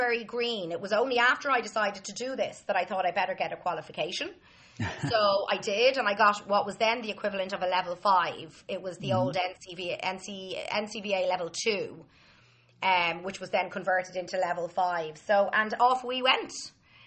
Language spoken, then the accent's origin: English; Dublin, Leinster, Ireland; I grew up in Dublin